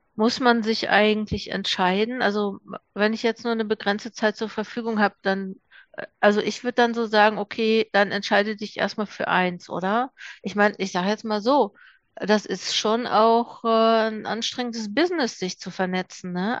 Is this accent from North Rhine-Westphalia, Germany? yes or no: yes; Ruhr area, North Rhine-Westphalia, Germany; Ich komme jetzt aus dem Ruhrgebiet